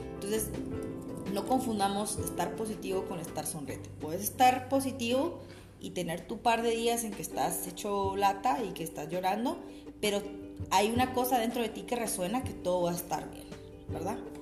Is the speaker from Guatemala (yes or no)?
yes; Guatemala; nosotros como guatemaltecos